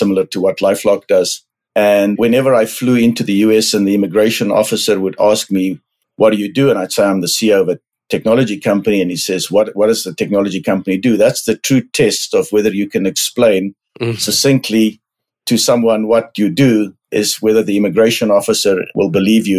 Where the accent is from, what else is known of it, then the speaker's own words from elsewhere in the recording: South Africa; moved away as an adult; also born or lived in London, United Kingdom / Buenos Aires, Argentina; now in United States; I am South African, grew up in the farm country of South Africa